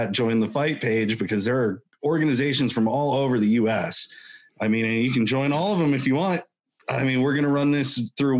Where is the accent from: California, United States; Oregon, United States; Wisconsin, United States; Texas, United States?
Oregon, United States; I know I'm from Oregon